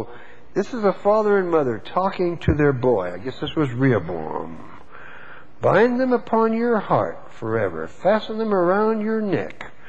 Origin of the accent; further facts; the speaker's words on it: Texas, United States; I was born and raised in Texas